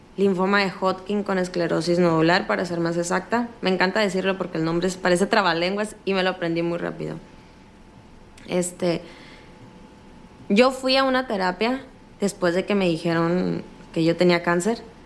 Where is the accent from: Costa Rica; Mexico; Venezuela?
Mexico; northern Mexico; accent: norteño